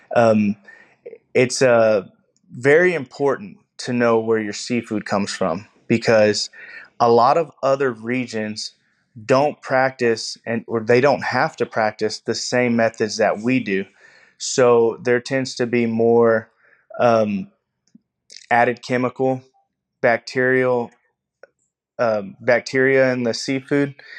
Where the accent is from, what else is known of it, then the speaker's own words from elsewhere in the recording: Texas, United States; I am from Pulaski, Texas